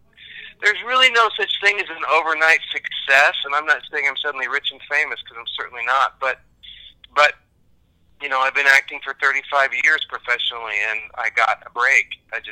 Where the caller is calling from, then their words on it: Dallas, Texas, United States; Calling from Dallas, Texas.